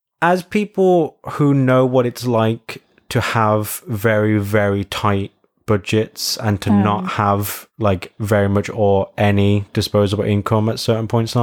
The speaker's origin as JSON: {"language": "English", "region": "England", "country": "United Kingdom", "said": "And you're going to be like, I'm from England."}